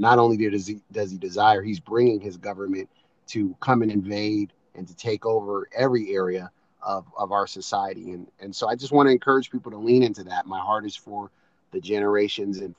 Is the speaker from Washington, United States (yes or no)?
yes; Seattle, Washington, United States; My wife and I are both born and raised in Seattle, not imports like most